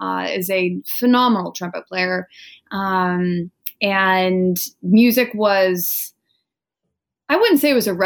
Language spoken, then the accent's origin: English; Wenatchee, Washington, United States; moved away as an adult; now in New York City, United States; I'm from a tiny little orchard town that's in the center of Washington State. It's called Wenatchee